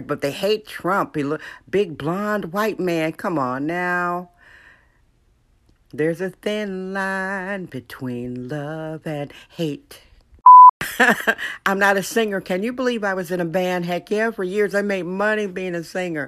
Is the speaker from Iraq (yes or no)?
no; Wisconsin, United States; now in San Francisco, United States; I'm from Wisconsin